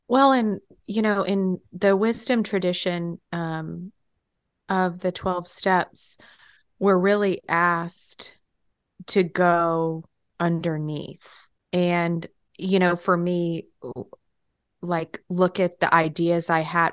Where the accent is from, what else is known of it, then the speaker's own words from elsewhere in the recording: Texas, United States; moved away as an adult; also born or lived in New York; I moved from Texas to New York for college